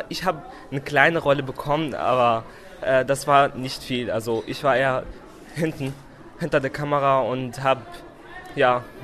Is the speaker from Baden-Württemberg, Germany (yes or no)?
no; Lower Saxony, Germany; ich bin 16 Jahre alt und ich komme aus dem Wendland.